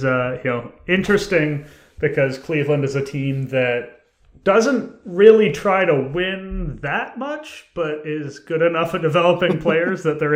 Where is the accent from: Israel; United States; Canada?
Canada